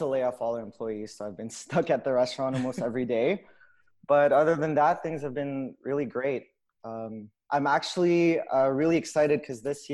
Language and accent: English; Montreal, Quebec, Canada; I grew up in the West Island. I've been there my whole life